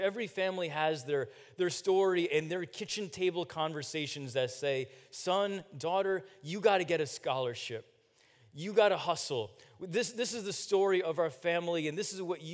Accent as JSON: {"language": "English", "region": "New Jersey", "country": "United States", "tie": "born or raised there", "said": "I was born in New Jersey a few years later"}